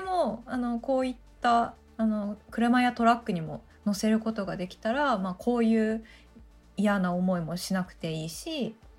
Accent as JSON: {"language": "Japanese", "region": "Oita", "country": "Japan", "tie": "born or raised there", "said": "私あの出身が大分県なんですよ"}